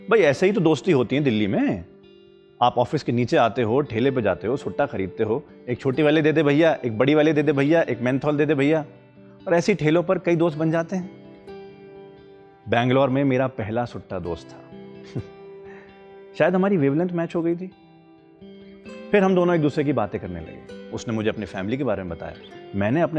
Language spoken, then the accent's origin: Hindi; Bijnor, Uttar Pradesh, India; now in Delhi, India; अरे मैं बिजनौर का हूँ मेरी पैदाइश बिजनौर में थी पर मैं दिल्ली में शिफ्ट हो गया था